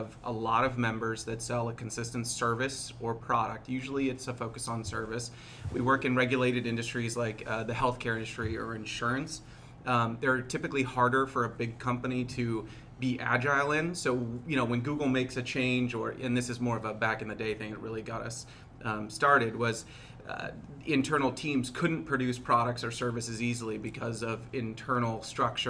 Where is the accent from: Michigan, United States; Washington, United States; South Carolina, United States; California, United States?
Washington, United States; Seattle; I'm from Seattle